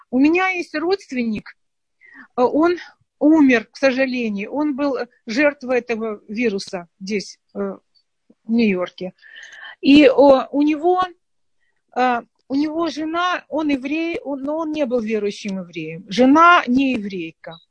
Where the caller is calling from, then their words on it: Ashkelon, Southern District, Israel; Я из Ашкелона.